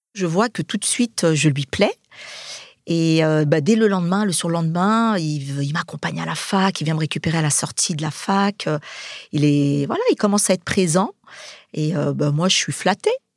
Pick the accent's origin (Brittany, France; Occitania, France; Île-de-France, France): Île-de-France, France; Saint-Denis; Je suis de Saint-Denis. Je suis née en 74. On est une fratrie de sept